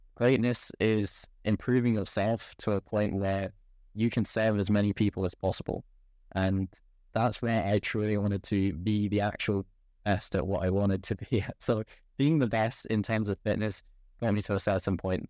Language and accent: English; England, United Kingdom; I was born in England.